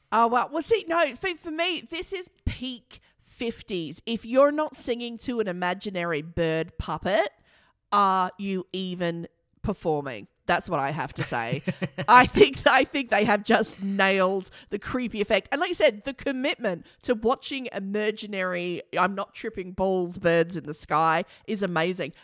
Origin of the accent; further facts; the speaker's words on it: Australia; our country, Australia